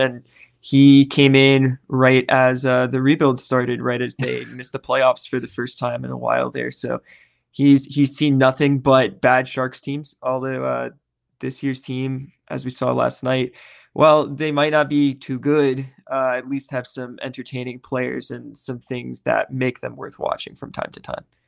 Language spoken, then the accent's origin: English; Nashville, Tennessee, United States; the Nashville Predators, my hometown team